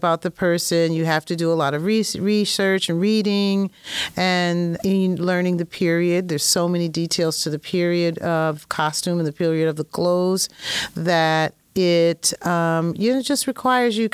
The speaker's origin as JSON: {"language": "English", "town": "Springfield", "region": "Massachusetts", "country": "United States", "moved": "yes", "said": "I'm from Springfield, which is not that far away from Boston"}